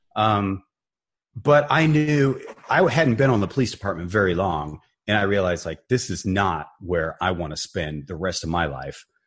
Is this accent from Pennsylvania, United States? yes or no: no; Barberton, Ohio, United States; I grew up in Barberton, Ohio, a small town, northeastern Ohio, near Akron, Cleveland